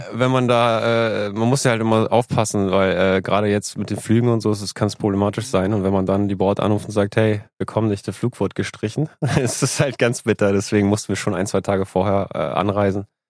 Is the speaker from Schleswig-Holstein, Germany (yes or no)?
yes; Lübeck, Schleswig-Holstein, Germany; now in Hamburg, Germany; ich komme aus Lübeck